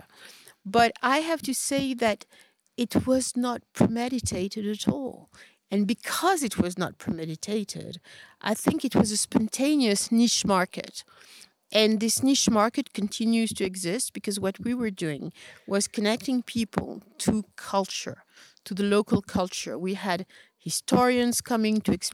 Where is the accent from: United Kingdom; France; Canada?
France; Paris, Île-de-France; moved away as an adult; now in Marrakesh, Morocco; I grew up in Paris, and I was always the only black person everywhere.